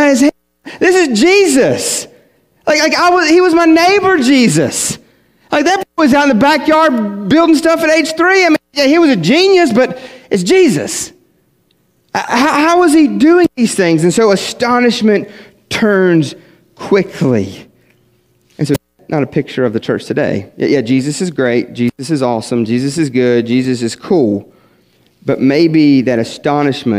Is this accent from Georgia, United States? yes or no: no; West Virginia, United States; moved away; I was from West Virginia